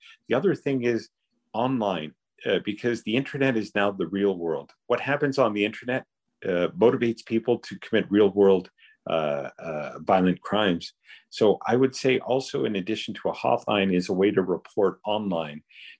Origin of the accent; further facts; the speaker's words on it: Canada; We may look not like your blonde hair, blue eyed perception of what people think a Canadian is, but we are Canadian. We love the country, and to appreciate our accent, our color, our language, to appreciate it and also be Canadian.